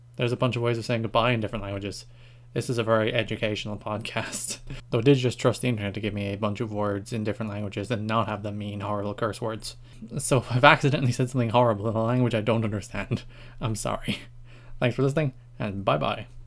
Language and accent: English; Ireland; I speak some Irish, 'cause I'm Irish